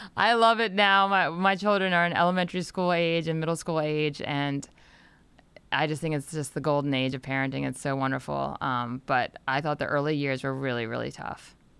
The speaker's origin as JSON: {"language": "English", "region": "Delaware", "country": "United States", "tie": "born or raised there", "said": "I grew up in Delaware, so it was about a two and a half hour drive to, uh, Washington D C"}